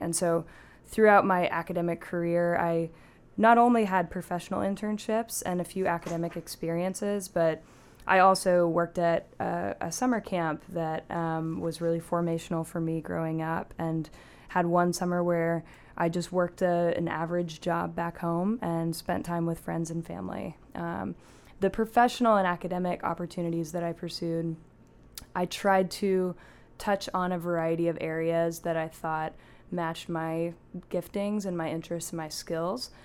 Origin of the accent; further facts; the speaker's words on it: Pacific Northwest, United States; also born or lived in Portland, Oregon / Seattle, Washington; now in Washington, D.C., United States; I grew up in the Pacific Northwest in the Portland and Seattle areas